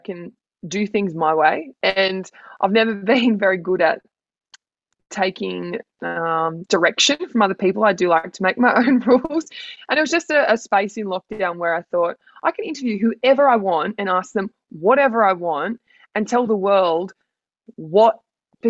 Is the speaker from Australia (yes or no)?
yes; Grafton, New South Wales, Australia; also born or lived in Gold Coast; now in Sydney, Australia; I'm a girl from Grafton, and I now live the big city life